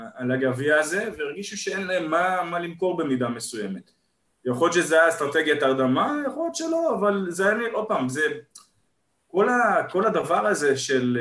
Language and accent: Hebrew; Israel